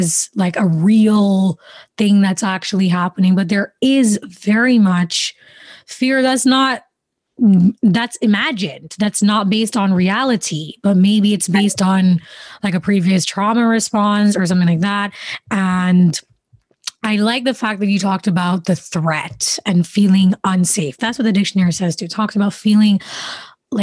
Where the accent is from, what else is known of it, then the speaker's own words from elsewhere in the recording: Jamaica; growing up in the Caribbean, especially, you know, my family's from Jamaica.